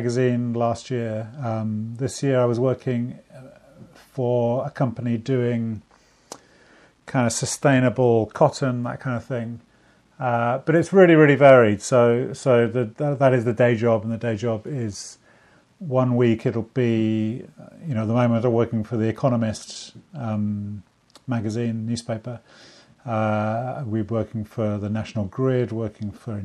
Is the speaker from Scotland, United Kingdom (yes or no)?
no; Bristol, South West England, United Kingdom; I grew up in Bristol, which is a city in the UK, in the West Country